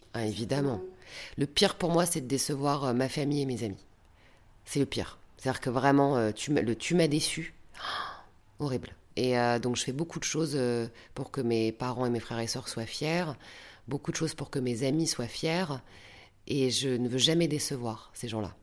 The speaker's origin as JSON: {"language": "French", "town": "Valenciennes", "region": "Hauts-de-France", "country": "France", "tie": "born or raised there", "also_born_or_lived": "Lille", "moved": "as an adult", "lives_now": "Paris, France", "said": "j'ai quitté Valenciennes très tôt, à l'âge de 19 ans. Et c'est vrai que je le regrette un peu, je suis partie trop tôt de chez mes parents."}